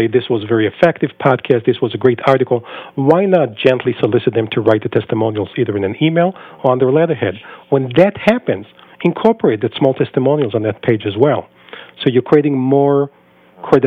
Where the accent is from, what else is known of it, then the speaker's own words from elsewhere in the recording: Israel; moved away as an adult; now in United States; I was born and raised in Israel for the first 22 years of my life before I moved to the U.S.